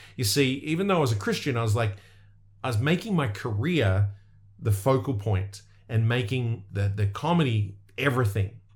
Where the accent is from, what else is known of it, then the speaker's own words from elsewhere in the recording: Australia; I'm from Australia